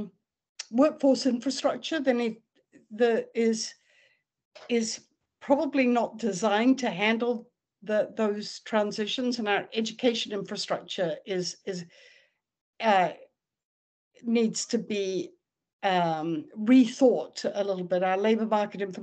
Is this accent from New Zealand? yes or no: yes; New Zealand; I grew up in New Zealand